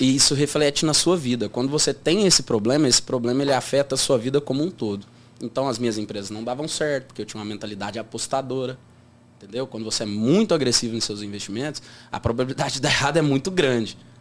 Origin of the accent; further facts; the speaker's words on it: Uberlândia, Minas Gerais, Brazil; sou de Uberlândia